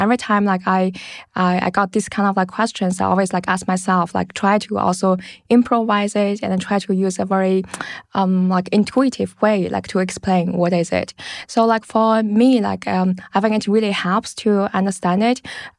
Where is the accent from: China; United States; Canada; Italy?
China; English is a second language; also born or lived in London, United Kingdom; now in Berlin, Germany; And actually I grew up like in China. I studied and worked in London. And then like in 2015, I moved to Berlin.